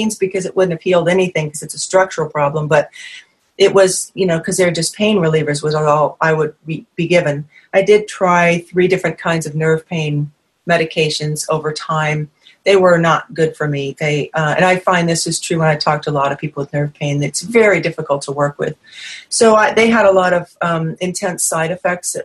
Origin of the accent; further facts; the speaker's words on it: New England, United States; moved away; I'm from New England originally